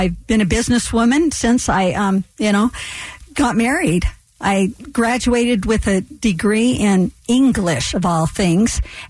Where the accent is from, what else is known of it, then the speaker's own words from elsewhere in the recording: United States; The majority of my adult life, I have been a Republican, but more than anything, I'm an American